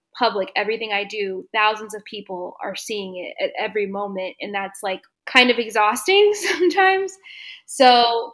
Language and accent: English; Dallas, Texas, United States; moved away; My hometown is Dallas, and I actually just moved back here in December of 2021